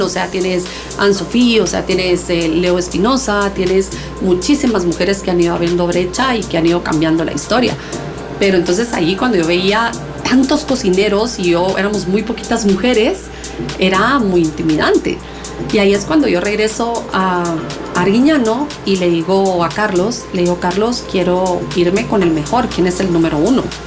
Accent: Guatemala; also born or lived in Barcelona, Spain; yo como buena chapina

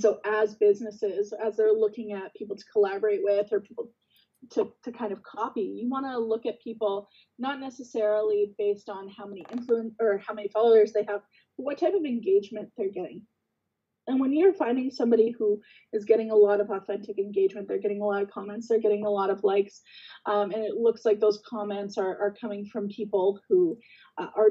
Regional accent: Guelph, Ontario, Canada; moved away; I'm originally from Guelph as well. So it's nice to kind of have that town connection

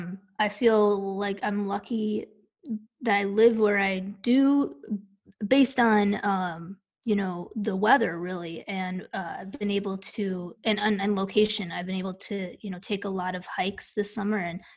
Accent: Midwest, United States; now in Knoxville, United States; I grew up in the Midwest, and so I did not grow up hiking.

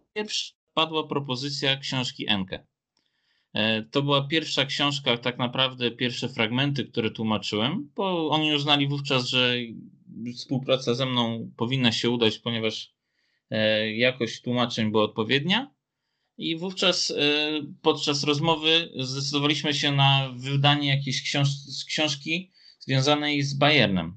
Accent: Szczytno, Warmian-Masurian Voivodeship, Poland; na tych terenach, gdzie ja teraz mieszkam wokół Szczytna. Tak więc e, nawet na ulicy, na której ja się wychowałem

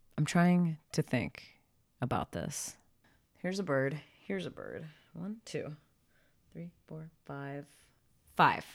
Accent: Philadelphia, Pennsylvania, United States; now in Portland, United States; I'm from Philly.

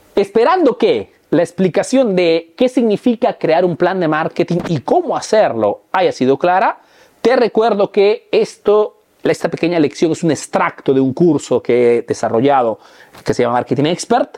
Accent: Peru; now in Italy; soy un emprendedor peruano

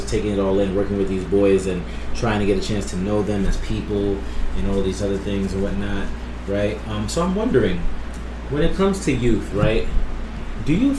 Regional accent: New York City, New York, United States; moved away; also born or lived in Brooklyn; I was born in Brooklyn, but I was raised in Queens

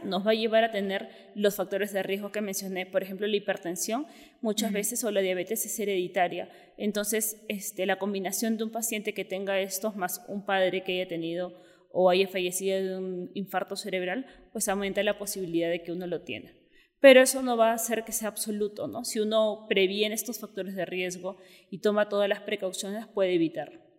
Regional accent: Peru; moved away as an adult; also born or lived in Mexico City, Mexico; soy neuróloga, soy de Perú

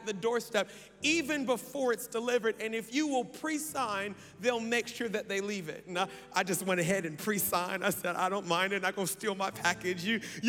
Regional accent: United States; I am American

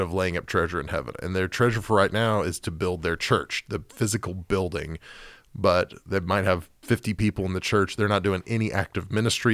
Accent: Oklahoma City, Oklahoma, United States; when I was growing up in Oklahoma City

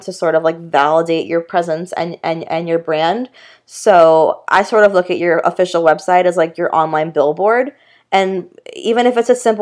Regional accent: Boca Raton, Florida, United States; moved away as an adult; I grew up in Boca Raton

